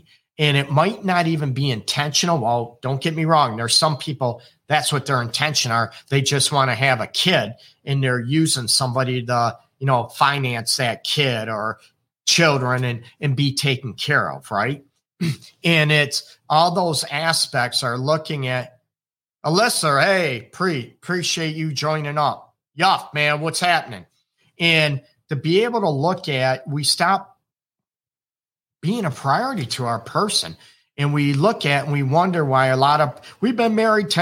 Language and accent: English; United States; now in Detroit, United States; I am American. I'm in Detroit, Michigan, United States.